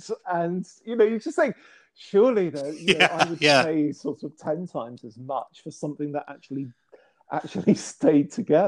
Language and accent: English; near Chartwell, Kent, South East England, United Kingdom; The Chartwell is not too far from where I grew up